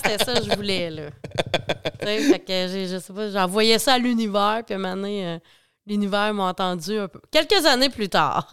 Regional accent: La Pocatière, Quebec, Canada; je viens, euh, de la Pocatière, Bas-Saint-Laurent

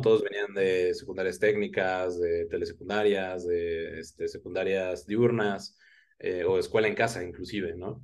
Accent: Oaxaca, Mexico; also born or lived in Guadalajara; now in Mexico City, Mexico; nací en Guadalajara, eh, viví muchos años en Oaxaca, ahorita resido en la Ciudad de México

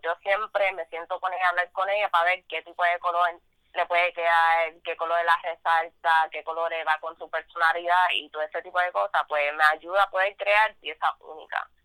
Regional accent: Vega Baja, Puerto Rico; soy de Vega Baja, Puerto Rico.

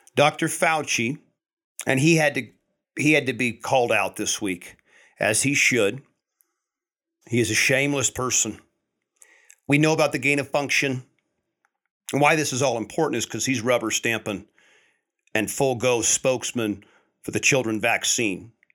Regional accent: United States; as American people

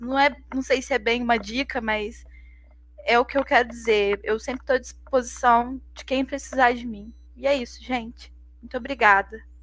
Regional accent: Minas Gerais, Brazil; a gente é mineiro

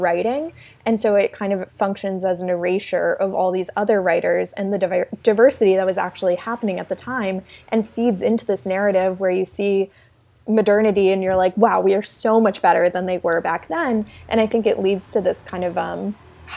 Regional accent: South Carolina, United States; But I grew up in South Carolina, which is where I am right now

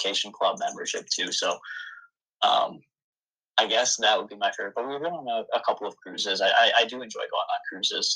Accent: Stamford, Connecticut, United States; I'm from Connecticut. I was born in Stamford.

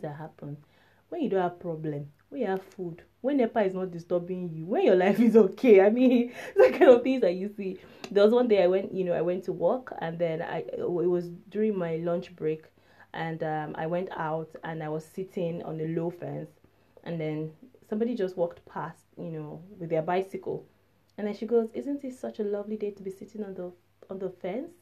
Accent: Nigeria; moved away; I'm from Nigeria.

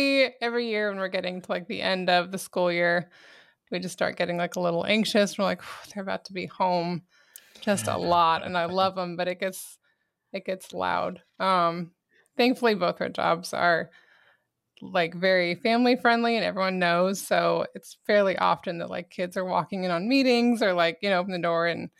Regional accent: Albany, New York, United States; moved away as an adult; I'm actually from Albany, New York. Moved down to Texas when I was 18. Met him shortly after. But we both even up there, I lived more in the country and we both kind of miss it a little bit.

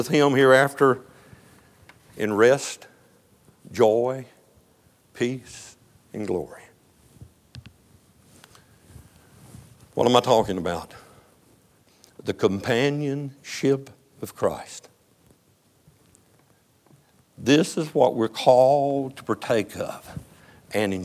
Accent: Texas, United States; I'm from Texas. I'm proud to be an American. I'm more proud to be a Texan

